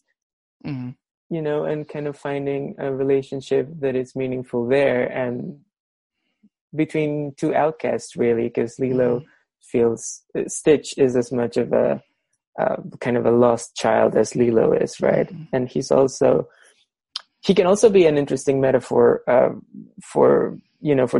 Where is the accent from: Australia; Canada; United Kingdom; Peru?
Peru; I'm from Peru